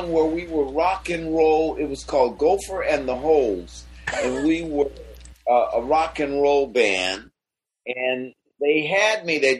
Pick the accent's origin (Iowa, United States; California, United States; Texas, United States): California, United States; Oakland; because I'm from Oakland.